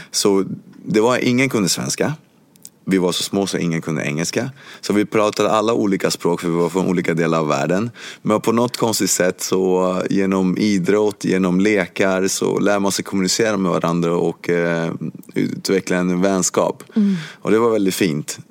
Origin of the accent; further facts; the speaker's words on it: Sweden; also born or lived in Cuba; jag kom till Sverige när jag var åtta år gammal